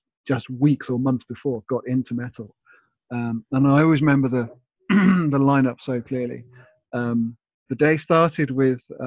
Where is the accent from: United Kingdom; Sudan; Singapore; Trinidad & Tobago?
United Kingdom; England; where I grew up in England